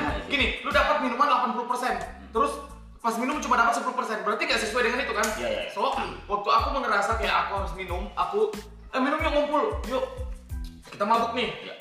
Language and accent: Indonesian; Sangatta, East Kalimantan, Indonesia; moved away; also born or lived in Samarinda; aku kan asli Sangatta